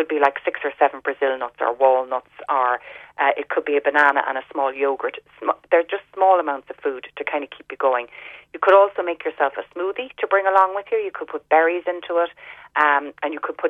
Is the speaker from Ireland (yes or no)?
yes; Ireland; growing up in Ireland